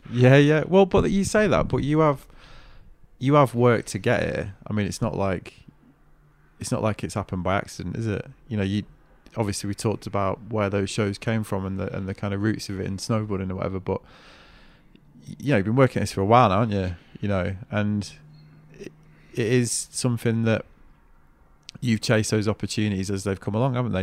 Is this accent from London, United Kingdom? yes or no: no; Manchester, North West England, United Kingdom; accent: Mank; my Mank accent